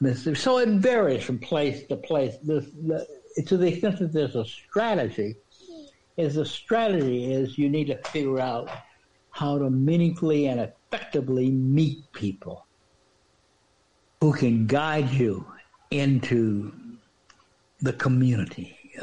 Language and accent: English; Washington, District of Columbia, United States; because I was from Washington, D.C.